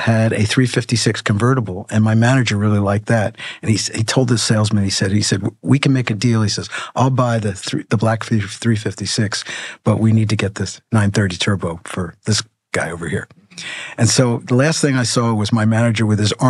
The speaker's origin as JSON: {"language": "English", "region": "Pennsylvania", "country": "United States", "tie": "born or raised there", "also_born_or_lived": "New York", "said": "I grew up in a small town in Pennsylvania after we moved from New York"}